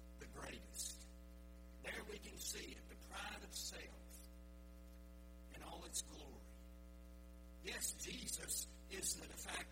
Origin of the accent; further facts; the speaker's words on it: the South, United States; I was raised in the South, and we don't talk exceptionally speedy